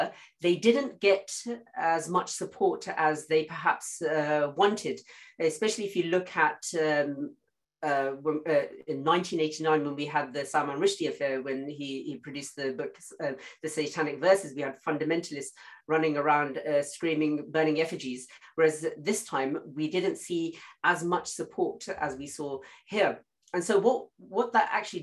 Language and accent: English; United Kingdom; we're British Muslims, we don't have an issue living here